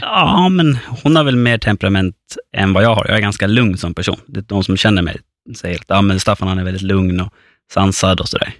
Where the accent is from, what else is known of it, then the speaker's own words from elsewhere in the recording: Fårösund, Gotland, Sweden; moved away as an adult; now in Stockholm, Sweden; Jag är född och uppväxt på Gotland, på norra Gotland, i Fårösund.